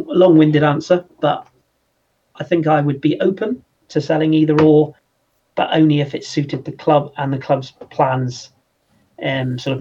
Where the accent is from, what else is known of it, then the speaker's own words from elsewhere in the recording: London, United Kingdom; moved away; grew up in the Arsenal sort of area of North London when I was very young